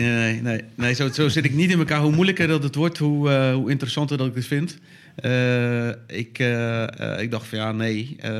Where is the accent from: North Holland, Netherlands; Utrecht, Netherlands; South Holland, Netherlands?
South Holland, Netherlands; Dordrecht; in Dordrecht, waar ik vandaan kom